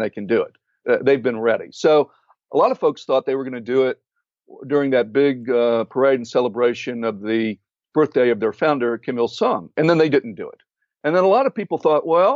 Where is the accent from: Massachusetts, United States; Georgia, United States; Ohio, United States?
Georgia, United States; Atlanta; moved away as an adult; also born or lived in McKees Rocks, Pennsylvania; when I was about three, they moved down to Atlanta. So I picked up a little, or to Georgia, and then eventually to Atlanta. And I picked up a bit of an accent there.